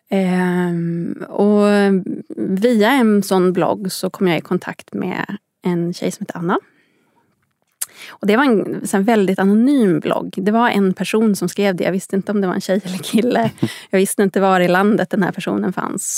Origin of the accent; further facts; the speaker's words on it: Upplands Väsby, Stockholm County, Sweden; Jag är uppväxt i Upplands Väsby, en bit norr om Stockholm